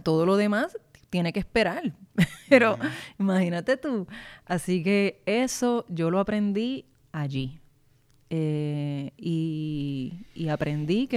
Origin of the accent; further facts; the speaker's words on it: Guaynabo, Puerto Rico; Yo soy de Guaynabo